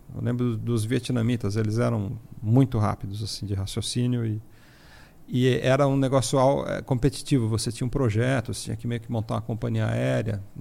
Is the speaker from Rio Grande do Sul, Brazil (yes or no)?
no; São Paulo, Brazil; eu sou natural aqui de São Paulo, lá do bairro do Ipiranga